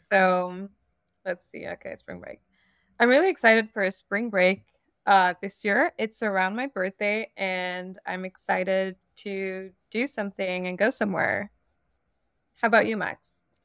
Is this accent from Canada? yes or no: yes; Montreal, Quebec, Canada; moved away as an adult; also born or lived in Morocco; now in New York, United States; I'm a Moroccan, and I grew up in Montreal before moving to New York for grad school a few years ago.